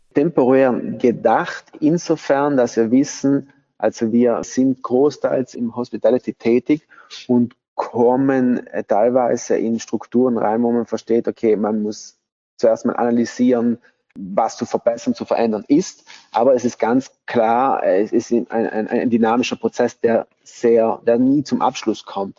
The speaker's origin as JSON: {"language": "German", "town": "Bolzano", "region": "Trentino-Alto Adige", "country": "Italy", "tie": "born or raised there", "moved": "as an adult", "said": "Ich bin auch hier in Bozen geboren, aufgewachsen"}